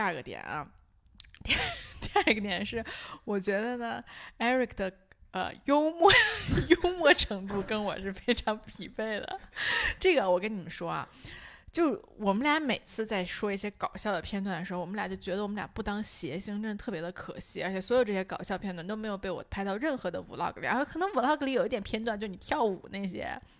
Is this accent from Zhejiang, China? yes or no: no; Beijing, China; 我作为一个其实呃算是从小在北京长大的人，我的普通话其实在在我做这些瞎操作之前是比较标准的。